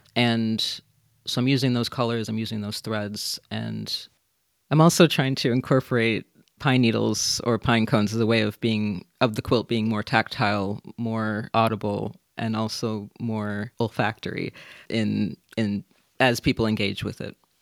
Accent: Minnesota, United States; now in London, United Kingdom; I'm from Minnesota originally, but I live

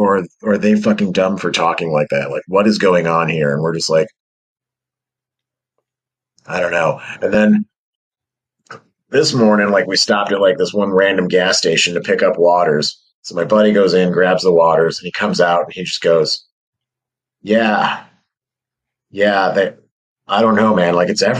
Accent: Midwest, United States; now in western New York, United States; I'm from the Midwest.

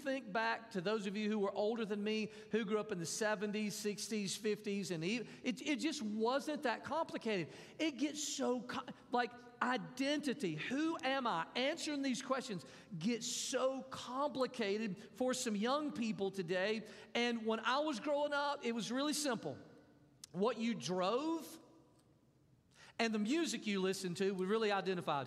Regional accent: Mississippi, United States; When I was growing up, I grew up in Mississippi.

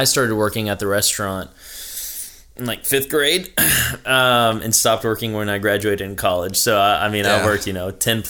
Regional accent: Irmo, South Carolina, United States; So I grew up in Irmo, but I'm actually first generation. So my parents are Mexican. They came here.

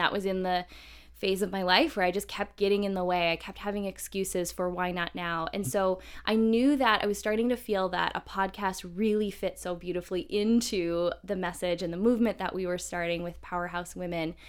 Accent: Midwest, United States; I grew up in the Midwest

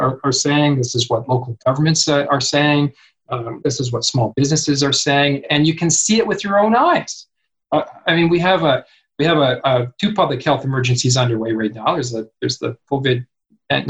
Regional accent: Kamloops, British Columbia, Canada; Kamloops, my hometown

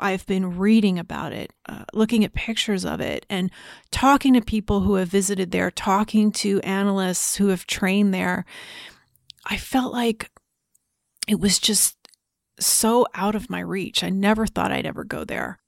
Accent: New Jersey, United States; I was growing up in New Jersey

